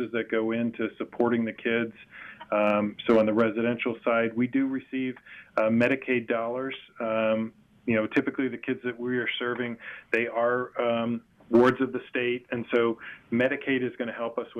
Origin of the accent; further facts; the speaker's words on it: Boca Raton, Florida, United States; I grew up down here in Boca Raton